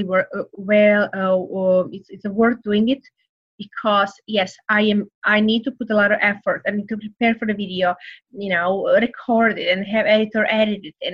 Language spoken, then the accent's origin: English; Serbia; English is a second language; moved away as an adult; now in United States; I came from Serbia, so very, you know, poor country, went through the war